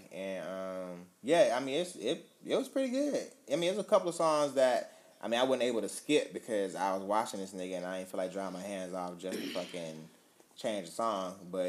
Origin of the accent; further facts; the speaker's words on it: Canada; I'm a Canadian. I can't vote here